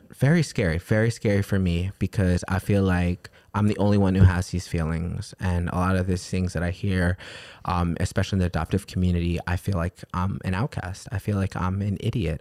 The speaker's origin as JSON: {"language": "English", "town": "New York City", "region": "New York", "country": "United States", "tie": "born or raised there", "said": "growing up in New York City my whole entire life"}